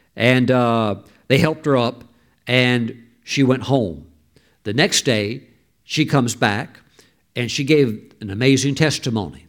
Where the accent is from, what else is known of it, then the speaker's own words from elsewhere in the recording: United States; we as American citizens